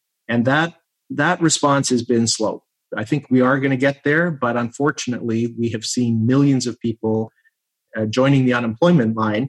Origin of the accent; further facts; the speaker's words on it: Canada; always makes me incredibly proud as a Canadian